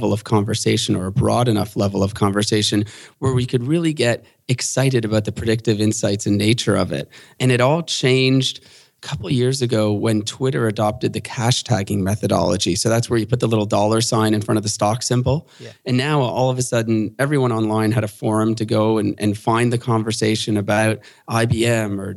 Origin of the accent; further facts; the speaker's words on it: Canada; being a Canadian in the derivatives market